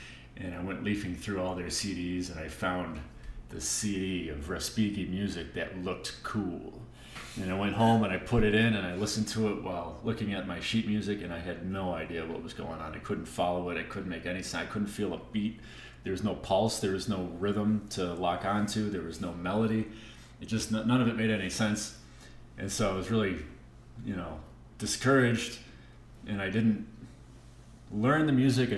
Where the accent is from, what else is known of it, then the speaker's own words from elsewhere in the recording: Buffalo, New York, United States; moved away as an adult; also born or lived in Long Island, New York / Ithaca, New York; now in Colorado, United States; when I was two, we moved to Buffalo